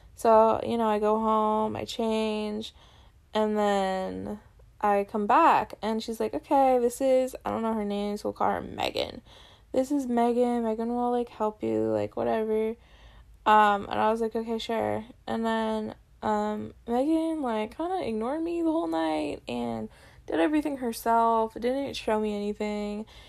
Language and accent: English; North Dakota, United States; born or raised there